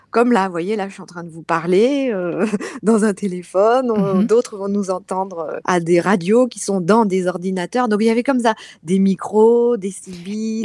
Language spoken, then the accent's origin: French; Clermont-Ferrand, Auvergne-Rhône-Alpes, France; moved away as an adult; also born or lived in Strasbourg; now in Paris region, France; où je suis née, à Clermont-Ferrand